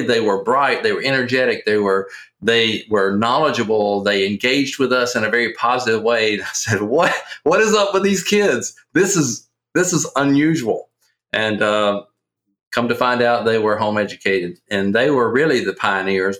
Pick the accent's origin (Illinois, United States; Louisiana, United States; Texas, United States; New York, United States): Louisiana, United States; accent: Southerner; also born or lived in Kentucky; I am from Louisiana and uh, born and raised in Louisiana